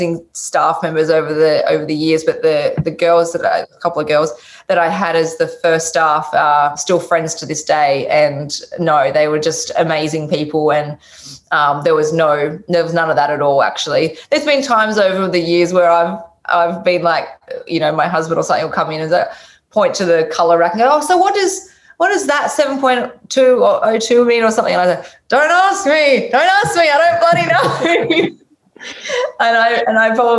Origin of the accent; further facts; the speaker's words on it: Tasmania, Australia; moved away; I'm from Tasmania, the bottom of Australia originally